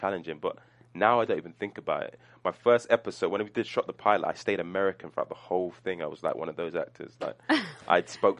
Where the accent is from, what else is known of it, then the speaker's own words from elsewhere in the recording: London, United Kingdom; accent: London; moved away as an adult; now in United States; my London accent